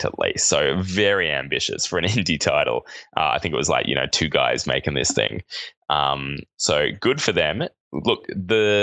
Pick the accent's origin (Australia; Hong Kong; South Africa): Australia; accent: Australian; It's my Australian accent